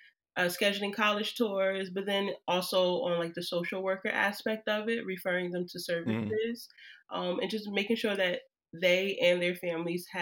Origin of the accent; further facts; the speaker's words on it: Trenton, New Jersey, United States; now in Newark, United States; I'm from Jersey born and raised